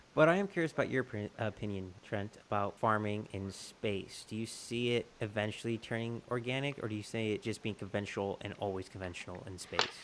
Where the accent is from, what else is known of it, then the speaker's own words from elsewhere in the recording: Texas, United States; I'm a Texan.